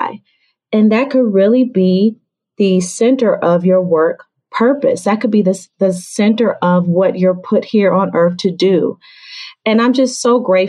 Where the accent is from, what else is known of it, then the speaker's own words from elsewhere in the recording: Atlanta, Georgia, United States; now in Washington, D.C., United States; I'm originally from Atlanta, Georgia, but I live in the Washington, D.C. area.